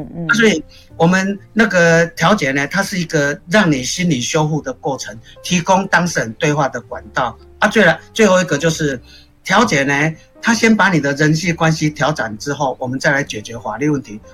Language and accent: Chinese; Taiwan; 我们台湾人有一个习惯，就是我们感冒生病会想去看医生